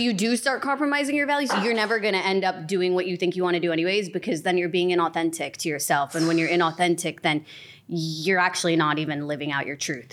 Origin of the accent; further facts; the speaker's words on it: Illinois, United States; moved away as an adult; also born or lived in England; now in Los Angeles, United States; I was born in Illinois. when I was three, my family moved to England. We moved back to Illinois when I was twelve